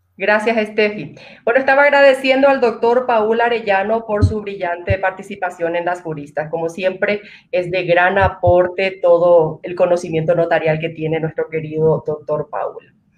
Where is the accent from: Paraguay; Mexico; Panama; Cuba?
Paraguay; como paraguaya